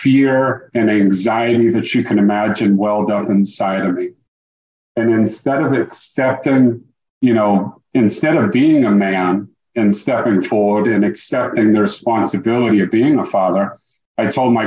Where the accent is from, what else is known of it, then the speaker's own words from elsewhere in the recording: Dartmouth, Massachusetts, United States; moved away as an adult; now in Tampa, United States; I was born and raised in Dartmouth, Massachusetts, and spent the first 26 years of my life up there